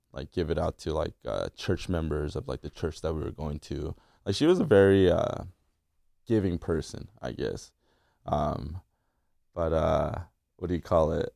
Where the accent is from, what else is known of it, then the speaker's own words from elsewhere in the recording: La Mirada, California, United States; also born or lived in Korea / Fullerton, California; I was born in Korea and I moved out here with my, my, my dad, my mom, and my sister in ninety-eight. to La Mirada, California